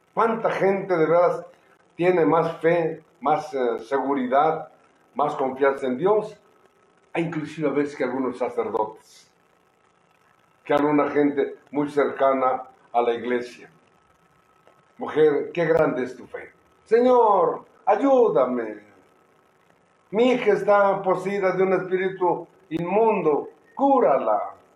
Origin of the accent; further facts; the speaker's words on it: Oaxaca, Mexico; Somos oaxaqueños.